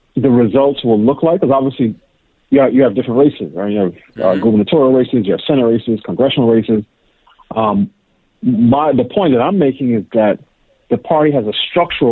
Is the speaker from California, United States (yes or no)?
no; New York City, New York, United States; moved away; also born or lived in Pittsburgh; I grew up in New York City. I actually went to college in Pittsburgh.